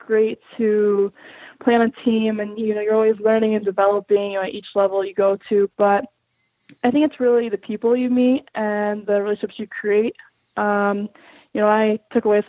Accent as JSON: {"language": "English", "town": "Orlando", "region": "Florida", "country": "United States", "tie": "born or raised there", "moved": "as an adult", "said": "I grew up in Florida, like Orlando, Florida, specifically"}